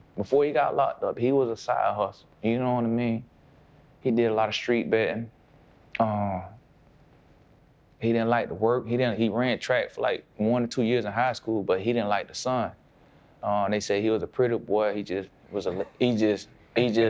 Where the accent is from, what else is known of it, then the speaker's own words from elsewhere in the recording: Palm Beach, Florida, United States; I'm from Palm Beach